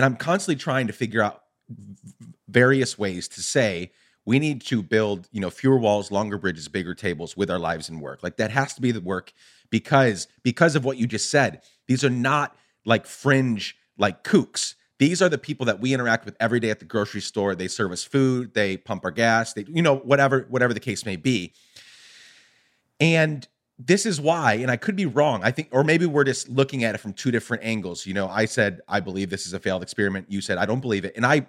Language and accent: English; Chicago, Illinois, United States; Because you're talking about, you know, the 70s and the 80s growing up in Chicago, and we could go back not just decades, but hundreds of years.